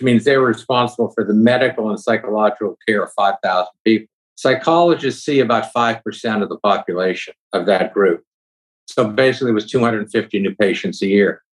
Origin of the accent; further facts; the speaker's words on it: Youngstown, Ohio, United States; moved away as an adult; now in Columbus, United States; I grew up with in Youngstown